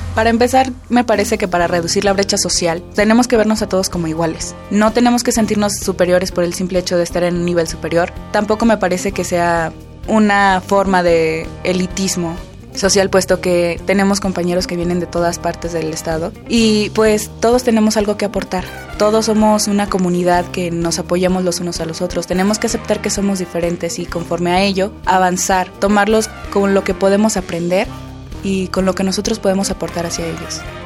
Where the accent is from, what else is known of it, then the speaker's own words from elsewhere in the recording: Guanajuato, Mexico; soy de Guanajuato